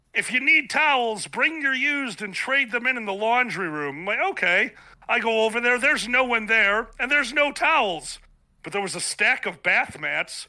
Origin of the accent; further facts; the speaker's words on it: Chicago, Illinois, United States; down on the south side of Chicago, born and raised. I'm still here.